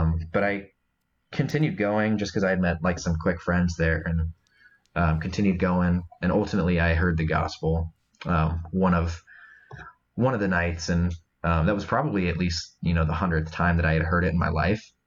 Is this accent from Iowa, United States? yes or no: yes; Iowa, United States; now in Michigan, United States; I'm originally from Iowa